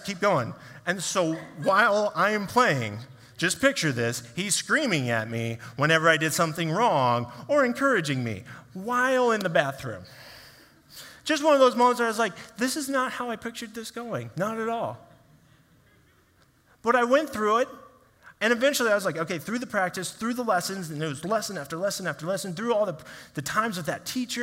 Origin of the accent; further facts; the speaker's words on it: Kansas City, United States; I grew up in Kansas City area